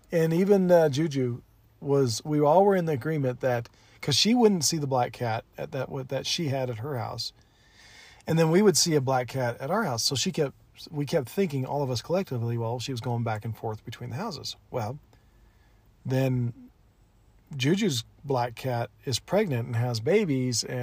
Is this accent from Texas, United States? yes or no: no; Albuquerque, New Mexico, United States; Mm, so I grew up